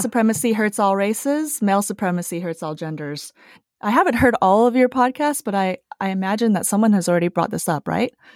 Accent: United States; also born or lived in Taiwan / Utah / California / Los Angeles; I was five when I immigrated to the U S, and I grew up in Utah and California

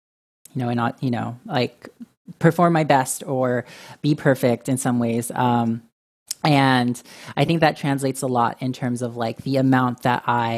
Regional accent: Philippines; as with my identity as Filipino, as male

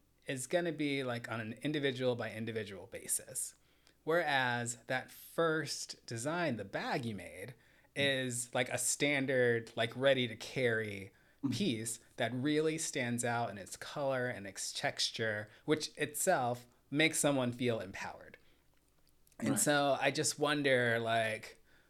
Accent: Atlanta, Georgia, United States; I grew up in Atlanta

